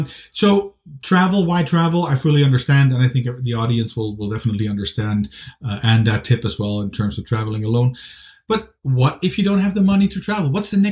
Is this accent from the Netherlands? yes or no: yes; Amsterdam, North Holland, Netherlands; moved away; I'm from Amsterdam, the Netherlands, originally.